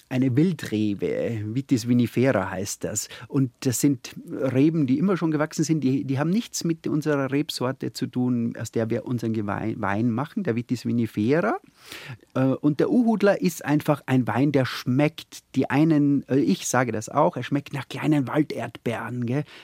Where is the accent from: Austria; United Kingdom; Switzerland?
Austria; Hartberg, Styria; Also ich komme ja aus der, aus der Oststeiermark, mhm. das Vulkanland.